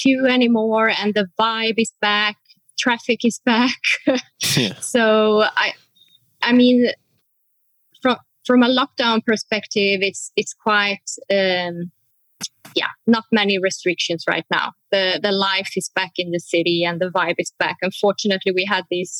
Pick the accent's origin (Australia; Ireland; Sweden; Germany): Sweden; moved away as an adult; also born or lived in Oslo, Norway; now in Cape Town, South Africa; I'm born and raised in Sweden. But then I moved to Oslo, Norway. So I have been living and working there for about 11 years before I last year moved to Cape Town.